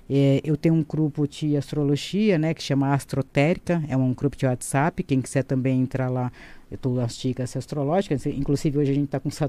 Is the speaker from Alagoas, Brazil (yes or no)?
no; São Paulo, Brazil; sou de São Paulo, tá?